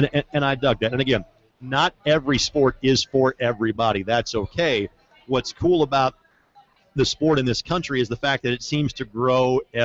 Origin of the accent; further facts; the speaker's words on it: Southern Indiana, United States; now in Indianapolis, United States; I'm from Southern Indiana.